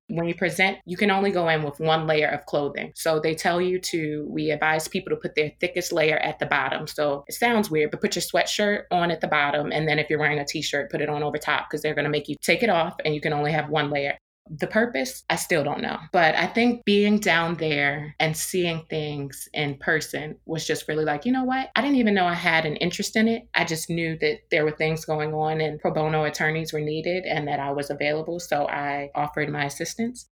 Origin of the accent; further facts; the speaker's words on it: Baltimore, Maryland, United States; also born or lived in New York / Washington, D.C.; my hometown, Baltimore